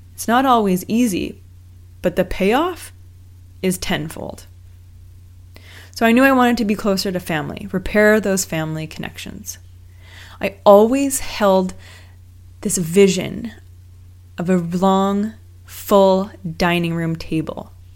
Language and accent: English; Vancouver, British Columbia, Canada; moved away as an adult; also born or lived in Los Angeles; growing up in Vancouver, I always thought that I would eventually make my way home